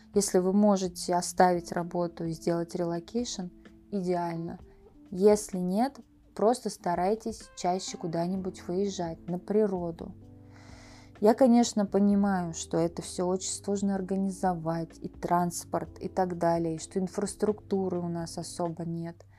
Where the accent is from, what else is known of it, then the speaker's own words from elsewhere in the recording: Russia; first language Russian; moved away as an adult; also born or lived in United States; now in Thailand; я родилась, выросла в России, и мой язык родной русский